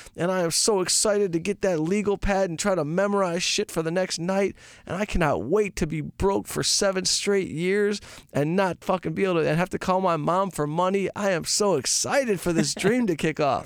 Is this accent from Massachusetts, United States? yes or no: no; outside Detroit, Michigan, United States; moved away; I grew up outside Detroit